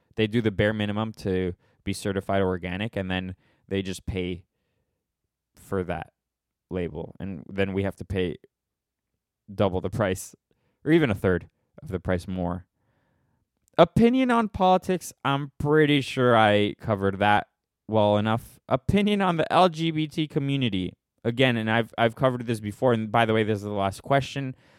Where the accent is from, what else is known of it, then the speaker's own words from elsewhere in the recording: United States; we're American